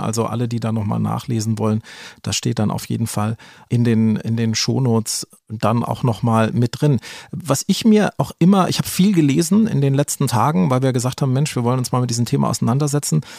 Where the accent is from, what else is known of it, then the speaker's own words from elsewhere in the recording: Germany; hier bei uns in Deutschland